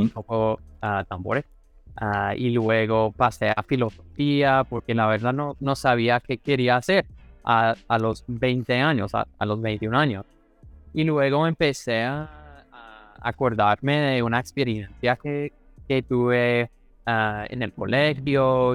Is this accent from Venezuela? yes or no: no; Missouri, United States; accent: gringo; Spanish is a second language; moved away as an adult; also born or lived in Kansas City / California / Cali, Colombia; now in New York, United States; fue de Missouri, nací allá, en la mitad de la nada